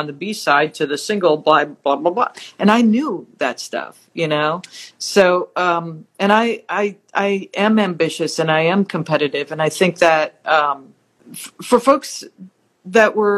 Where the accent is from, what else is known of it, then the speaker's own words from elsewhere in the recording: Wisconsin, United States; moved away as an adult; also born or lived in Hollywood; I'm from Wisconsin